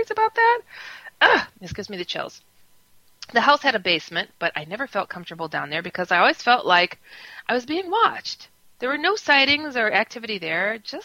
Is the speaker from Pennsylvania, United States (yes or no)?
no; Wisconsin, United States; also born or lived in San Francisco; now in Chicago, United States; I'm from Wisconsin. I was raised there. I'm from San Francisco otherwise